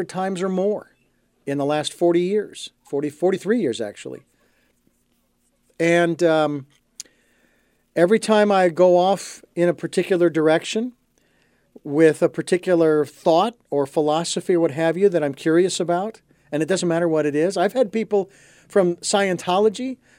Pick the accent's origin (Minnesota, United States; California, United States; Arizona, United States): Arizona, United States; Phoenix; the Arizona Diamondbacks, that I grew up with in Phoenix